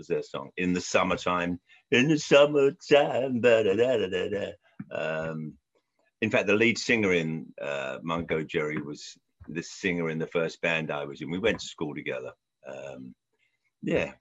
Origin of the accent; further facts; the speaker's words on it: London, United Kingdom; moved away; I grew up in Southwest London and Central London.